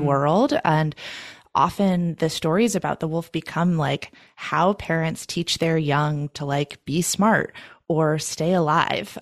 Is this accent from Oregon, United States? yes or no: yes; Oregon, United States; moved away as an adult; also born or lived in Maine; my home state of Oregon